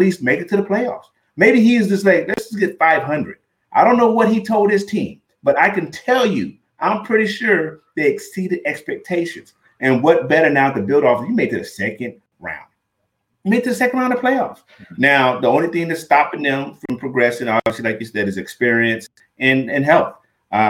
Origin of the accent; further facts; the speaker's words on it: Riverside, California, United States; he's from my hometown